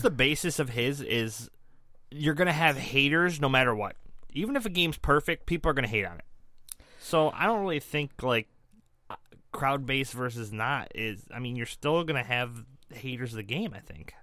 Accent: Detroit, Michigan, United States; we're here from the Metro Detroit area

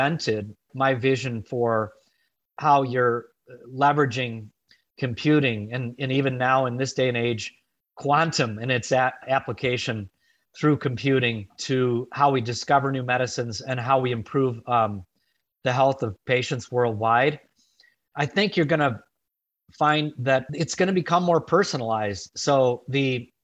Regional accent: Chicago, Illinois, United States; my hometown of Chicago

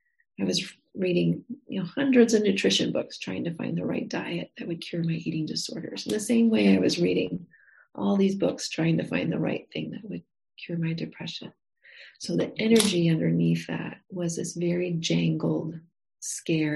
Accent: the Midwest around the Great Lakes, United States; also born or lived in Montana; now in Texas, United States; I grew up in the Midwest around the Great Lakes

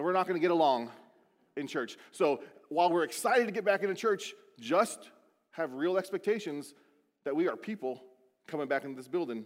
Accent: Beaufort, South Carolina, United States; born or raised there; moved away

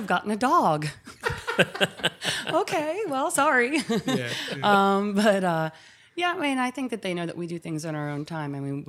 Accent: Philadelphia, Pennsylvania, United States; moved away as an adult; like I'm a Philly girl. I'm born and raised in Germantown.

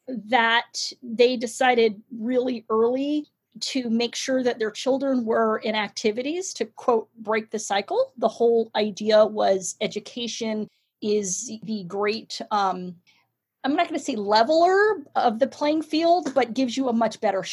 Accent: San Francisco, California, United States; I grew up in San Francisco in the Sunnydale district

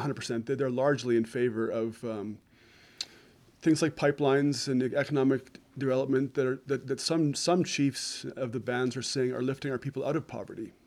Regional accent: Southern Alberta, Canada; I'm from Southern Alberta and I'm, I'm only in my 40s

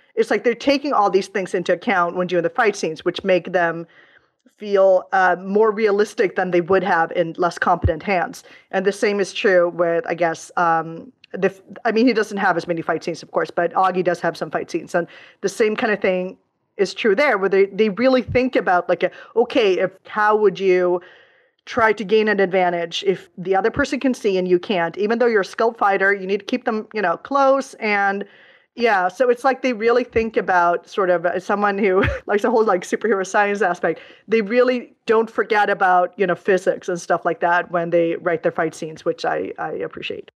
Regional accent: Stockholm, Stockholm County, Sweden; my hometown of Stockholm

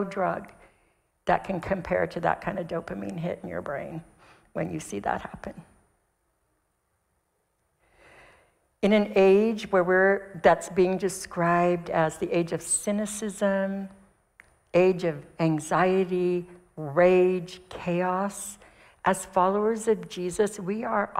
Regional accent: United States; I'm from America.

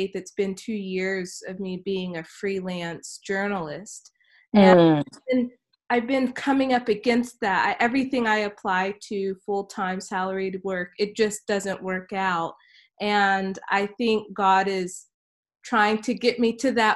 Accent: South Carolina, United States; I'm from South Carolina, so we're both Southern girls

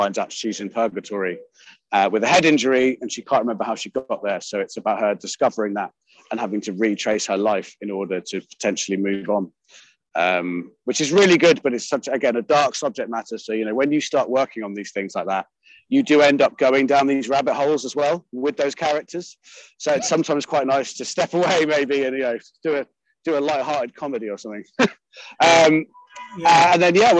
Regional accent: United Kingdom; especially as a Brit

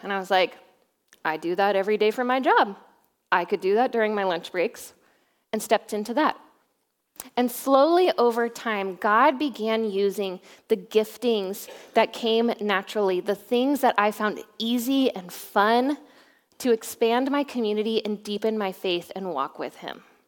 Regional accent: Boise, Idaho, United States; moved away as an adult; also born or lived in Oregon; now in Newberg, United States; I grew up in Boise, Idaho.

